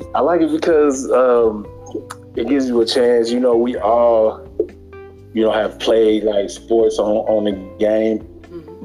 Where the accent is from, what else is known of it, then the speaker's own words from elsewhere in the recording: Memphis, Tennessee, United States; now in Sacramento, United States; I'm originally from Memphis, Tennessee, but right now I reside in Sacramento